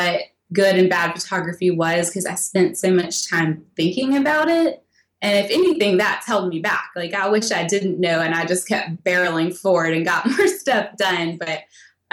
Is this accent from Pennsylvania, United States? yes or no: no; Tennessee, United States; I'm from Tennessee